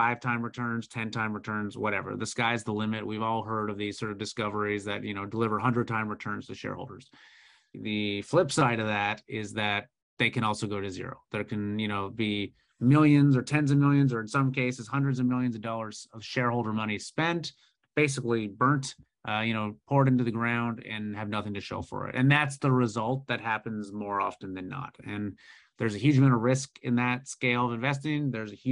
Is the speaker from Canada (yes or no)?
yes; Canada; as a Canadian